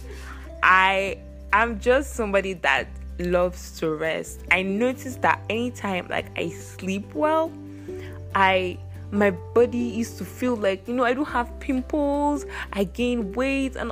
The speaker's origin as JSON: {"language": "English", "country": "Nigeria", "said": "I'm Nigerian"}